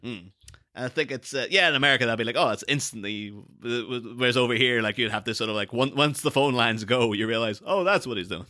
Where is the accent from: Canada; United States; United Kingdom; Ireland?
Ireland; I'm from a small town in, in Ireland